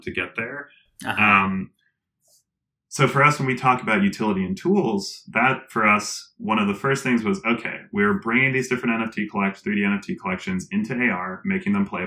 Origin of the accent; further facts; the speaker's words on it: Colorado, United States; I'm from Colorado